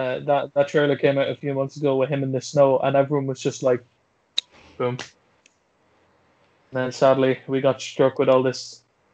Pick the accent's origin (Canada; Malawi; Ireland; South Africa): Ireland; County Offaly; apparently we have, what is it, the most haunted castle in Ireland?